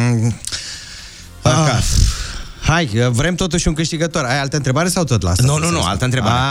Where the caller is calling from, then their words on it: Târgoviște, Dâmbovița County, Romania; din Târgoviște.